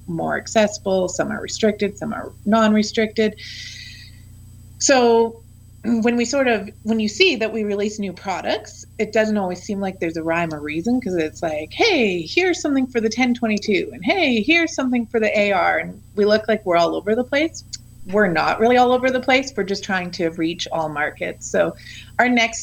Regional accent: Canada; I'm from Canada

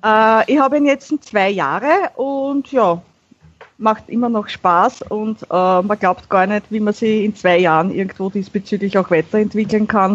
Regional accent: Vienna, Austria; Ich bin eine Wienerin

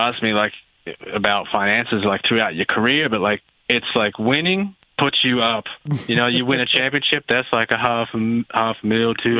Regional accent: Australia; moved away as an adult; now in United States; I'm came here from Australia by myself.

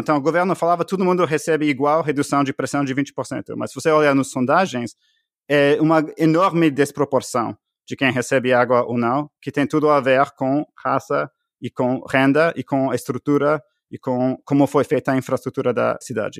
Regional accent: Canada; Portuguese is a second language; moved away as an adult; also born or lived in Bolivia; now in United States; eu sou canadense

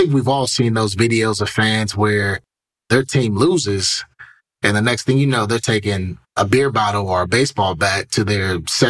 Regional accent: Cleveland, Ohio, United States; Growing up in Cleveland

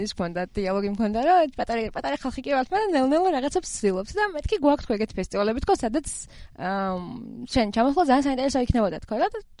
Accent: Georgia; რომ ესე საქართველოსდან ვართ

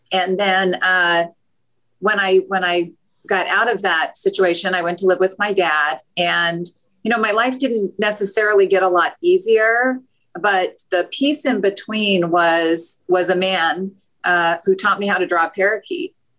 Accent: Utah, United States; I grew up in Utah.

